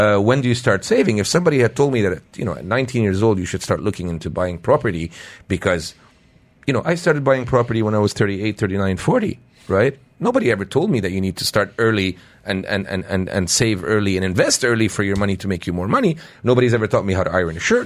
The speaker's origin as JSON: {"language": "English", "country": "Canada", "tie": "born or raised there", "moved": "yes", "lives_now": "United Arab Emirates", "said": "when we were growing up in Canada"}